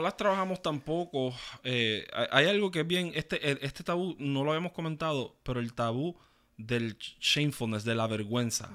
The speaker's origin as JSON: {"language": "Spanish", "country": "Puerto Rico", "tie": "born or raised there", "said": "muchos que nacimos en Puerto Rico"}